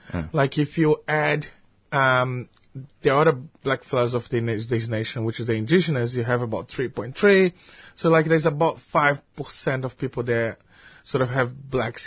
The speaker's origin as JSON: {"language": "English", "town": "Salvador", "region": "Bahia", "country": "Brazil", "tie": "born or raised there", "also_born_or_lived": "Rio de Janeiro, Brazil / Perth, Australia", "moved": "yes", "lives_now": "Melbourne, Australia", "said": "coming from Brazil, you know, growing up in Salvador, then moving to Rio, and then my short stint visit to France, to Europe, and then to Perth, and then arriving finally in Melbourne"}